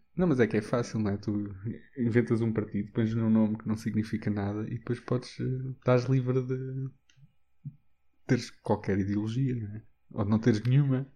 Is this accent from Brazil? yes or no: no; Castelo Branco, Centro, Portugal; em Castelo Branco, por exemplo, foi onde eu cresci